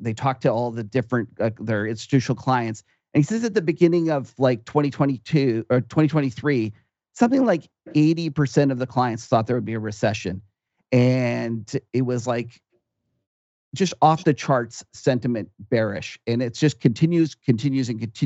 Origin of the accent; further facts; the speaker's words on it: Canada; me as a Canadian